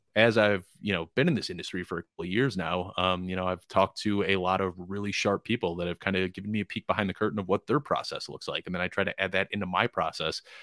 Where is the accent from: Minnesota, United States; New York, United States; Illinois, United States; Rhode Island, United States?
Illinois, United States; Chicago; moved away as an adult; now in Colorado, United States; I'm from Chicago originally, but I live out in Colorado now